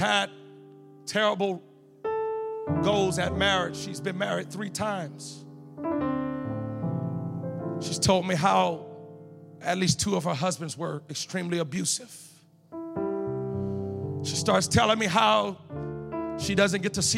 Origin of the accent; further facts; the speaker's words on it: Louisiana, United States; I'm from Louisiana.